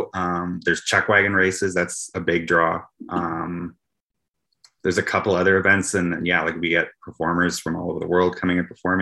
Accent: Banff, Alberta, Canada; now in Calgary, Canada; Like my hometown where I was born, Banff, Alberta.

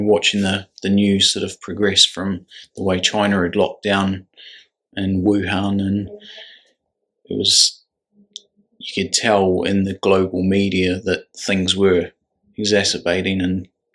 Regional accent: New Zealand; moved away as an adult; now in United Kingdom; I've lived in the UK since 2007. I'm originally from New Zealand

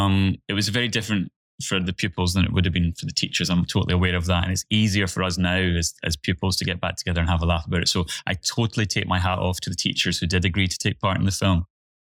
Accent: Clydebank, Scotland, United Kingdom; I was coming in from Clydebank, so was Nicola.

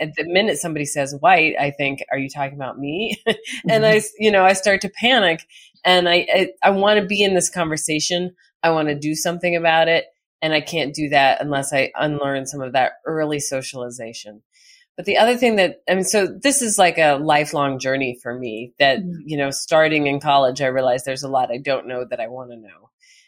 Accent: United States; because it was a South African context, so I wasn't as implicated as an American.

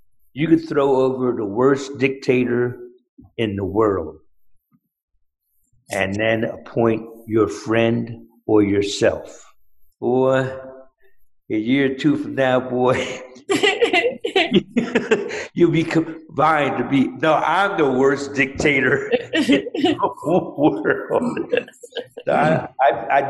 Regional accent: Philadelphia, Pennsylvania, United States; I'm a Philadelphian.

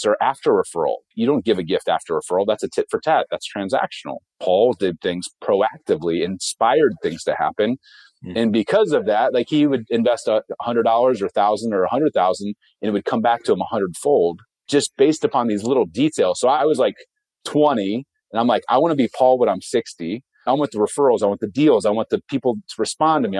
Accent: Ohio, United States; I grew up in Ohio on a farm, one of six kids on 47 acres

